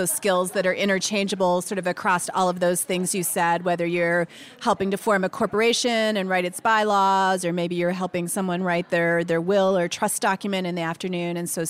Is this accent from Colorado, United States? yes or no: yes; Denver, Colorado, United States; A little bit about myself. I am from Denver, Colorado